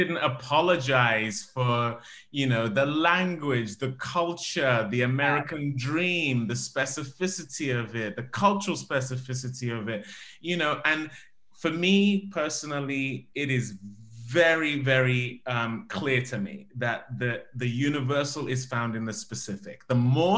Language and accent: English; Nigeria; growing up in Nigeria